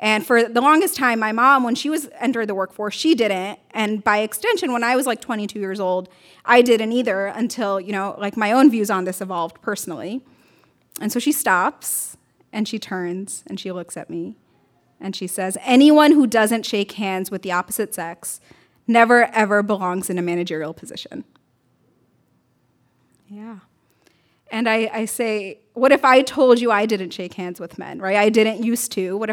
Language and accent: English; New York City, New York, United States; I grew up in Brooklyn, New York, around a lot of really conservative Muslims